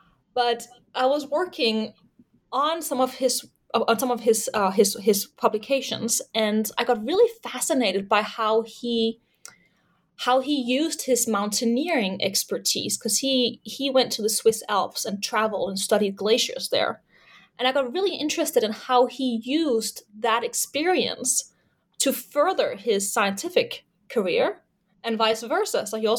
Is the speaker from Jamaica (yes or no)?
no; Denmark; English is a second language; I'm originally from Denmark.